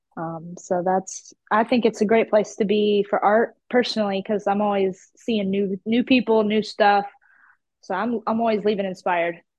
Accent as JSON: {"language": "English", "area": "about an hour west of Atlanta", "region": "Georgia", "country": "United States", "tie": "born or raised there", "accent": "country", "moved": "as an adult", "lives_now": "Houston, United States", "said": "I was born in Atlanta, but I grew up uh, out west in the country, about an hour out from there."}